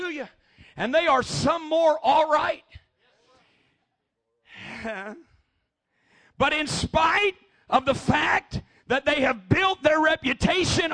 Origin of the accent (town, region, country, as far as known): Missouri, United States; born or raised there